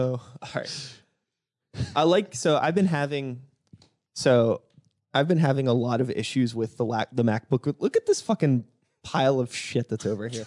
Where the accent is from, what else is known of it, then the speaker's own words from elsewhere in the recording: Woodland Hills area, Pennsylvania, United States; I'm a Woody High. alum